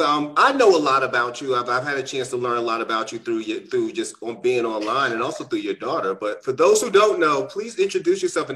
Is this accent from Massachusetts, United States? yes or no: yes; Boston, Massachusetts, United States; I'm a Bostonian myself. I'm from Mattapan, and I totally understand those corridors, you know, where I've watched since growing up in the city